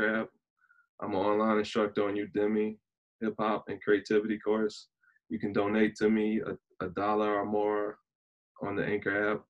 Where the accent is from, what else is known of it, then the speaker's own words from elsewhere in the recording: Louisiana, United States; I'm 29 from Louisiana